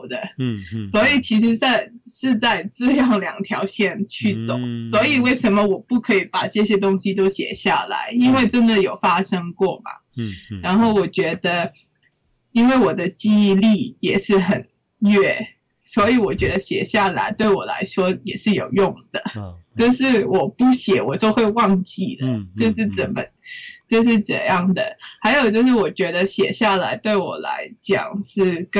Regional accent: Hong Kong; 我觉得我是香港的香港人

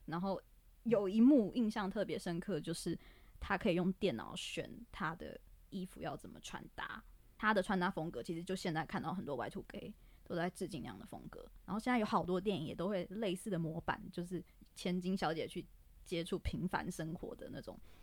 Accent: Taipei, Taiwan; 因为我是台北的小孩

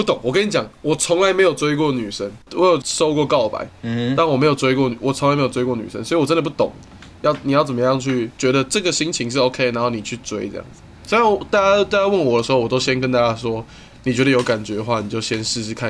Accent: Indonesia; 我们印尼人都是通常在下午三点公园喝酒，

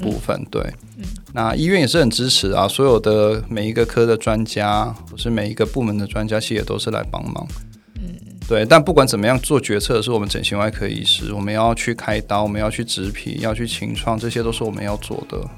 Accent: South Korea; accent: Korean overseas Chinese dialect, like Shandong dialect; moved away as an adult; now in Taiwan; 那是会是韩国华侨，是因为我从小出生在韩国， 嗯 直到我考上大学以后才来台湾念书。

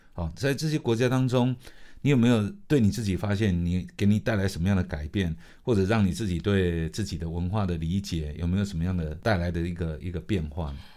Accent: Penghu County, Taiwan; 因为我是澎湖人嘛，哈，对。所以在澎湖长大的过程中

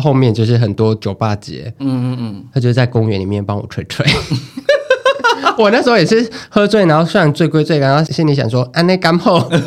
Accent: Taiwan; accent: Taiwanese Mandarin (台湾国语); 我台湾国语太严重

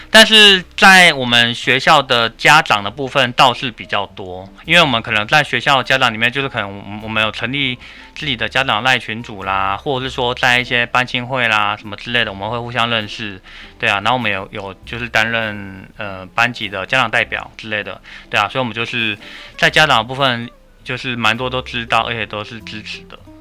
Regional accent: Pingtung County, Taiwan; moved away; 因为我的老家是在 是在屏东

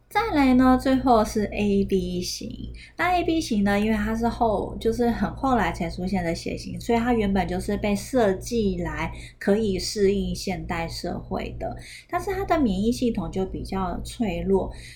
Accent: Taiwan; 不然我们台湾人应该普遍上来说是天生都没有乳糖的酵素的

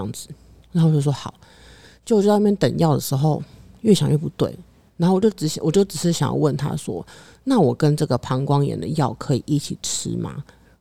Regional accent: Taiwan; 我出生在台湾亚这个洲，亚洲这个地方

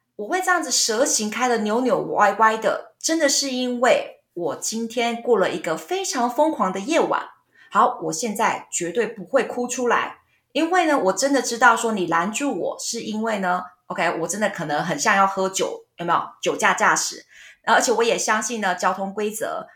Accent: Taiwan; 我们台湾人不知道为什么都会有这种问题

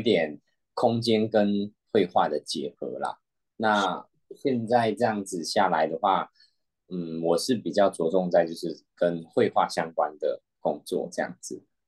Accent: Malaysia; moved away; 我是来自马来西亚的

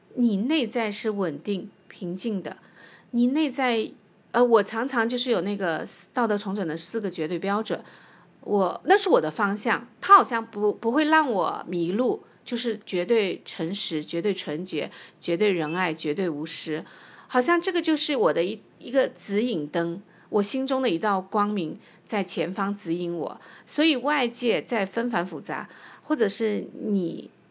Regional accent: Nanchang, Jiangxi, China; moved away; also born or lived in Hefei, Anhui; 因为我是南昌人，江西人，但是合肥是我的第二故乡，在那里我生活了有二十年，在那里，呃，就是安家立业，然后生子生女

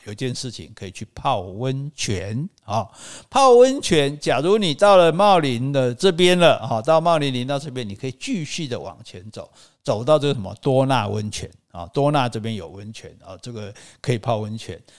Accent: southern Taiwan, Taiwan; 我们南部人

